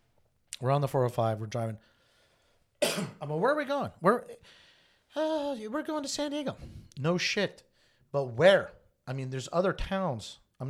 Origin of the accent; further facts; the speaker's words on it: Japan; I mean, I grew up in Japan for many years.